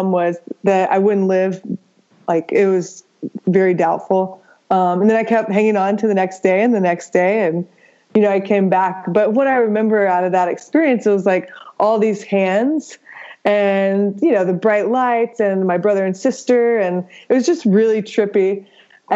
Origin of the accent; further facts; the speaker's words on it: New Braunfels, Texas, United States; also born or lived in Atlanta; born and raised in Texas, spent a little time in Atlanta, which I barely remember, then moved back to Texas